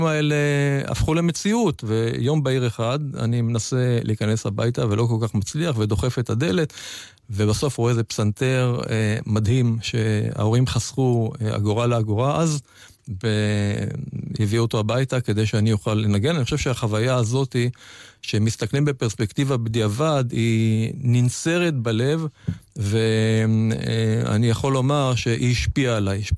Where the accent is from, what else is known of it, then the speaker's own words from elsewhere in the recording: Tel Aviv, Tel Aviv District, Israel; נכון, נולדתי בתל אביב, ושנות ילדותי עברו ברמת אביב, לא רמת אביב ג' של היום, רמת אביב השכונה הירוקה של הזוגות הצעירים, שניים וחצי חדרים, עם אבא ואימא, וסבתא גם שחיה יחד איתנו.